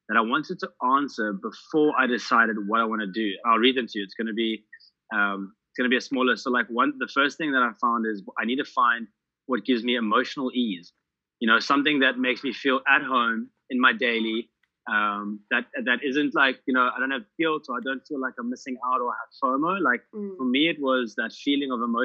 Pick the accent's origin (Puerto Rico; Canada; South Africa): South Africa; moved away as an adult; I'm South African